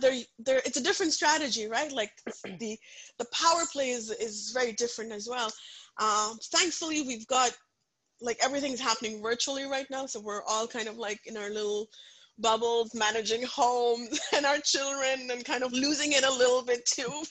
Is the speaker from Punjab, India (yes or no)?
yes; Punjab, India; English is a second language; moved away; I come from a very very conservative Punjabi family. I grew up in India